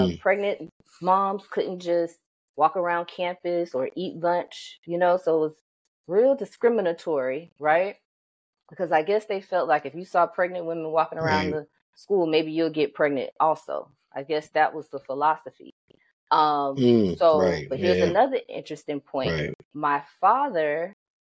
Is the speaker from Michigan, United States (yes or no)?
no; Belle Glade, Florida, United States; also born or lived in Pittsburgh; I was born and raised in Belle Glade